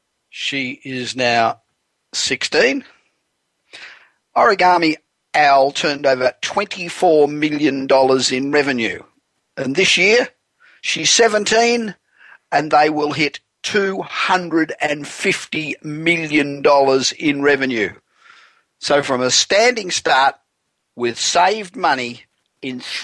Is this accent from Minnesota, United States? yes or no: no; Los Angeles, California, United States; We're broadcasting this week again from my hometown of Los Angeles